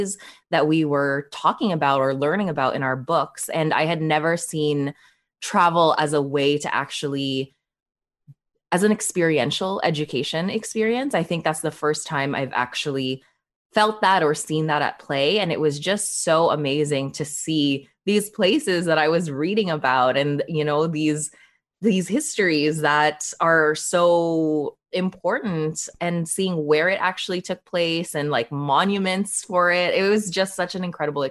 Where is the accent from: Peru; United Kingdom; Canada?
Canada; Toronto, Ontario; also born or lived in Manila, Philippines; I was born in the Philippines, in Manila, Philippines, and I moved to Canada when I was just 4 years old